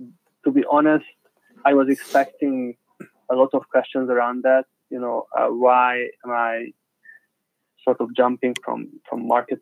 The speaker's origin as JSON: {"language": "English", "region": "Budapest", "country": "Hungary", "said": "No, I'm from Budapest."}